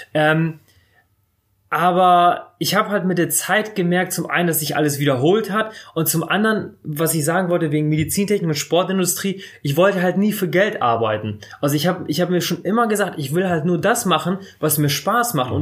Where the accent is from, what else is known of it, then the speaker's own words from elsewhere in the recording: Bremerhaven, Bremen, Germany; moved away as an adult; also ich bin mit zwei Jahren nach Deutschland gekommen und dann direkt nach Bremerhaven. In Bremerhaven aufgewachsen